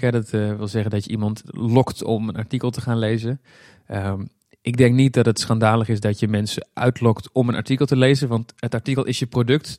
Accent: Breda, North Brabant, Netherlands; moved away; Ik kom zelf oorspronkelijk uit Breda. Ik ben er inmiddels weg, maar dat ligt dicht bij de Efteling. Dus wij gingen vroeger heel vaak naar de Efteling

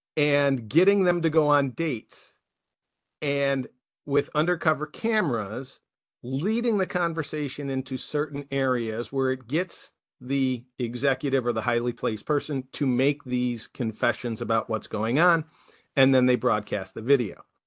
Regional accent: United States; the rest of us who are Americans

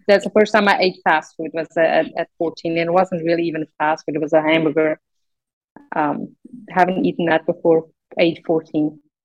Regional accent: South Africa; English is a second language; moved away; I grew up in South Africa.

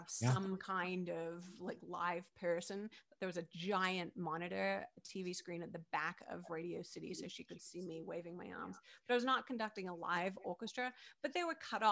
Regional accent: Perth, Western Australia, Australia; moved away as an adult; now in New York, United States; when I was growing up in Perth, Western Australia

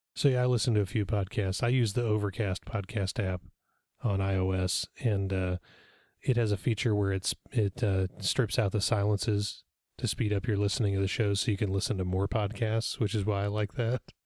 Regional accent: Olathe, Kansas, United States; We had that in Olathe, Kansas when I was a little kid

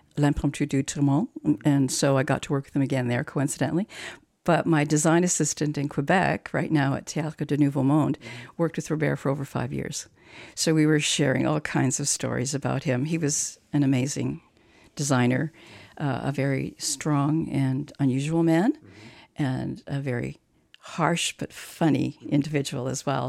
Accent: Croatia; now in Canada; I was born in Croatia

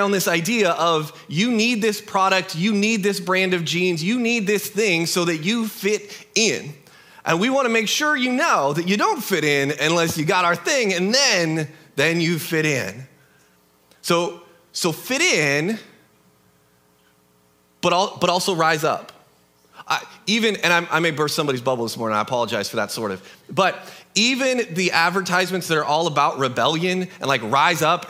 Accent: United States; We live in a country that is born out of rebellion to an oppressive king

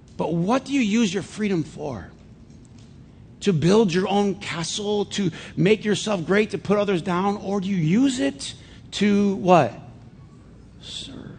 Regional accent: Flint, Michigan, United States; when I was a kid growing up in Flint

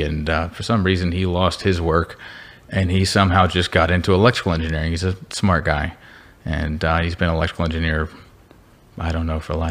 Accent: San Antonio, Texas, United States; also born or lived in Dallas, Texas / Indiana; I'm from San Antonio, so it's actually nice to be back here in San Antonio

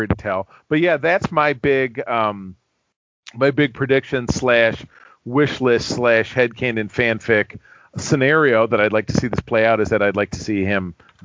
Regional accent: Grosse Pointe, Michigan, United States; also born or lived in East Lansing, Michigan; my hometown of Grosse Pointe, Michigan

